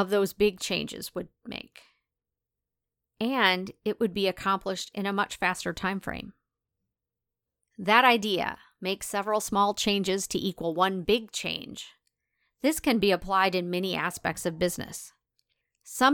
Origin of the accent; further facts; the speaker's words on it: De Smet, South Dakota, United States; moved away; my hometown in rural South Dakota